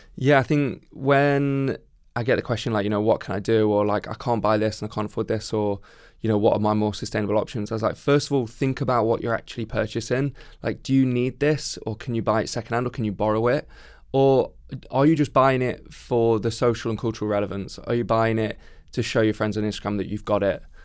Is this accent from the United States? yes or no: no; Midlands, United Kingdom; I grew up in the Midlands